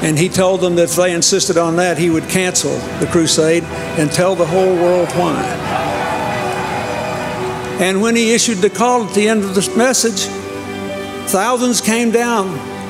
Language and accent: English; Arkansas, United States; It was the beginning of the end of the Old South in my home state.